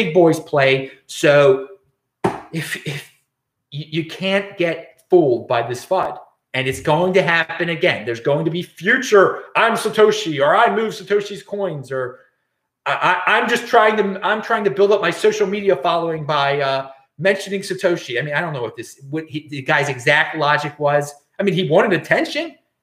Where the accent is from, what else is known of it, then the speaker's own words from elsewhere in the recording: Baltimore, Maryland, United States; now in West Coast, United States; I'm from Baltimore